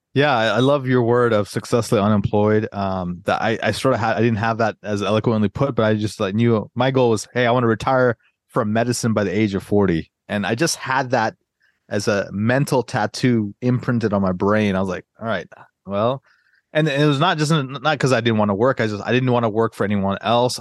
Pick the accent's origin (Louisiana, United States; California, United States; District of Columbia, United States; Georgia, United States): Georgia, United States; Atlanta; moved away as an adult; also born or lived in Northern Virginia; I grew up in Atlanta